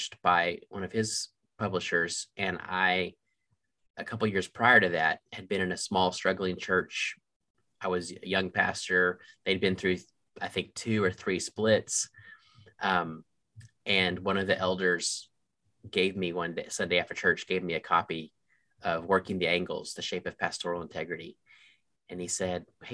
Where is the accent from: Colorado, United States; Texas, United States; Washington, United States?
Texas, United States; Waco; also born or lived in Charlottesville, Virginia / Clemson, South Carolina; now in Michigan, United States; My dad is still pastoring the same church in Waco, Texas that I was in as a young boy.